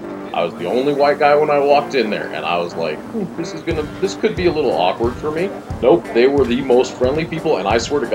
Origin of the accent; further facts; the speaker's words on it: Littleton, Colorado, United States; also born or lived in Aurora, Colorado; I grew up in Aurora. I grew up in Littleton.